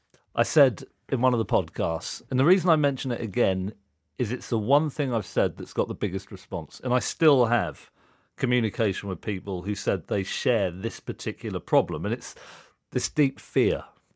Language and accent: English; Reading, South East England, United Kingdom; Reading, yeah.